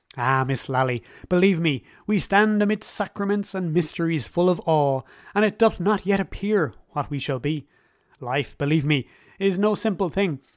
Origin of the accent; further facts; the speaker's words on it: Ireland; As an Irish person myself